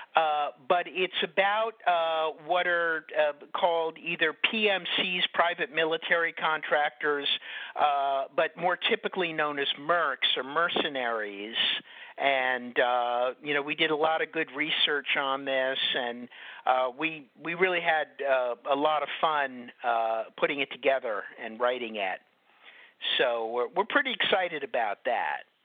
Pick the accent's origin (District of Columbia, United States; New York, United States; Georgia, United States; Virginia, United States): New York, United States; I grew up in New York, so I wasn't living with him all the time